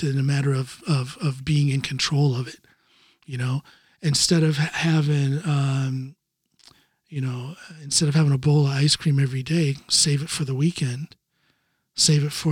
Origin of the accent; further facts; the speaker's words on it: United States; now in Norway; as an American living here in Norway